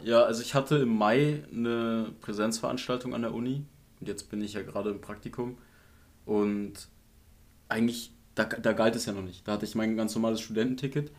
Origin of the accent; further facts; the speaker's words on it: Potsdam, Brandenburg, Germany; als Potsdamer